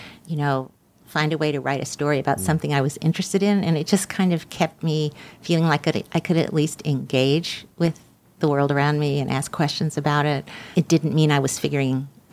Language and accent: English; Birmingham, Alabama, United States; moved away as an adult; I was from Birmingham, I wanted to go back to where I was from